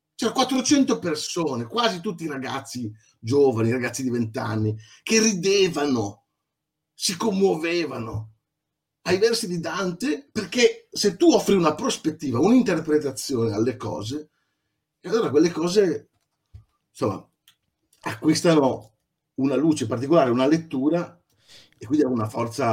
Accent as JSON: {"language": "Italian", "region": "Emilia-Romagna", "country": "Italy", "said": "Adesso sono dalle mie parti"}